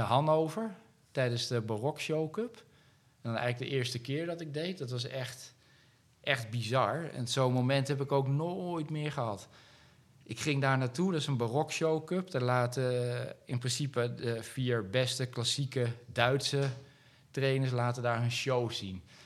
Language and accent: Dutch; Netherlands; ik ben wel een Nederlander